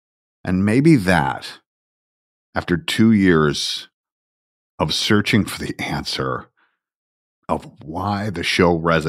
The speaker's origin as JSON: {"language": "English", "region": "Georgia", "country": "United States", "said": "Look, I'm a kid from Georgia. That's who I am."}